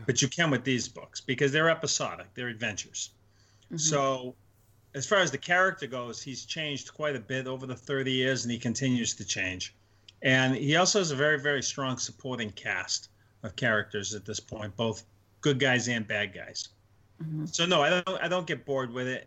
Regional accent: Northeast, United States; I'm Italian from Northeast

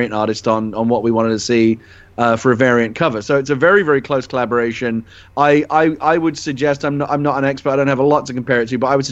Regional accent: London, United Kingdom; moved away; I'm originally from London

